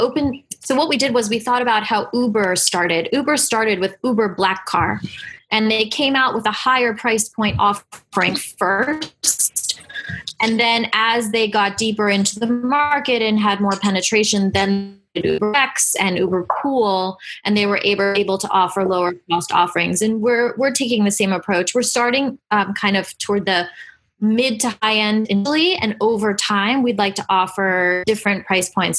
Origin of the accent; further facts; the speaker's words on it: New York City, New York, United States; We're all from New York City